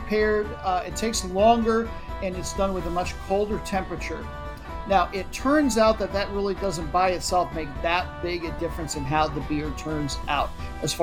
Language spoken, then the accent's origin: English; United States; being an American